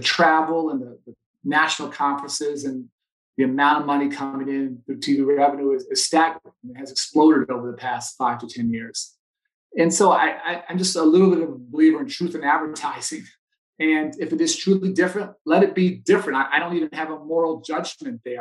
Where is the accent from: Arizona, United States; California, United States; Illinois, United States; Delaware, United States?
Illinois, United States; Chicago; I grew up playing here in Chicago